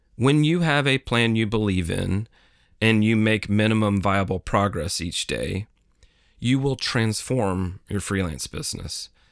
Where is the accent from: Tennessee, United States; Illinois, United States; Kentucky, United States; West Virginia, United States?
Tennessee, United States; My home state of Tennessee